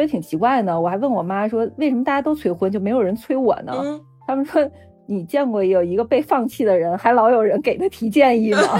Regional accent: Beijing, China; 因为我现在还在北京生活，这算是我老家

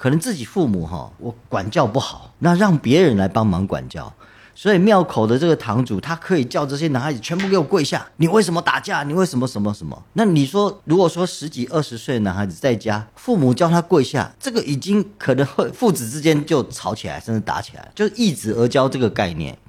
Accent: Taitung County, Taiwan; 可能因为我们都是台东人，他在台东出生长大

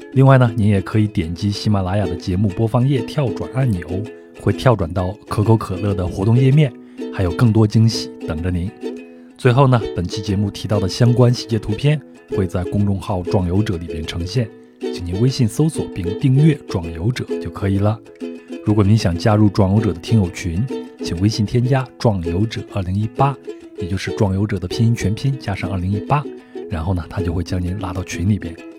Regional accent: China; 我们中国人很勤劳

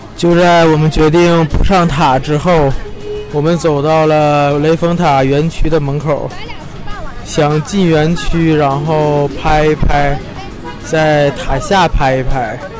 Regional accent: Shenyang, Liaoning, China; 我们沈阳，东北沈阳的

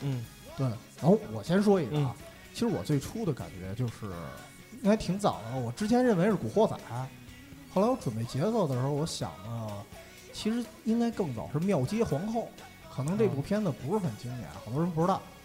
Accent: northern China, China; 我作为北方人

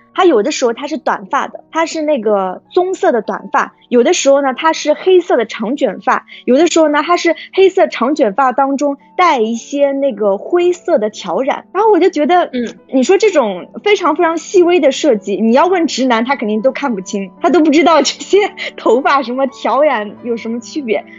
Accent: China; 因为我是中国人

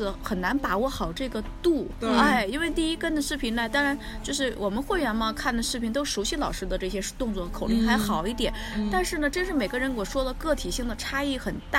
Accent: China; 我们中国人嘛，

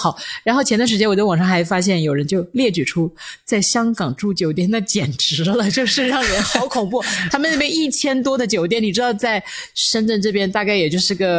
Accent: Changsha, Hunan, China; accent: Changsha dialect; 我刚才这个也不是粤语，也不是国语，是我们湖南话、

